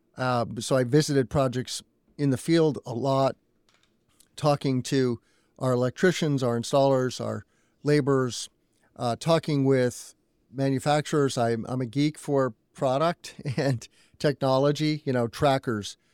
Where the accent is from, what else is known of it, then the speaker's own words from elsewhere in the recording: Albuquerque, New Mexico, United States; also born or lived in Indiana; now in Illinois, United States; My family moved to New Mexico when I was two years old